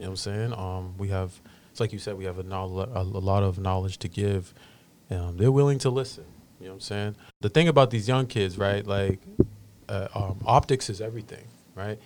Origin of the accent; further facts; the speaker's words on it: Boston, Massachusetts, United States; growing up in Roxbury